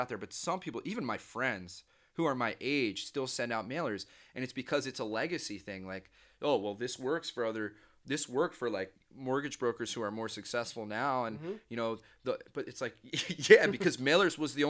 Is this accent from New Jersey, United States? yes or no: yes; New Jersey, United States; You know, I'm from New Jersey.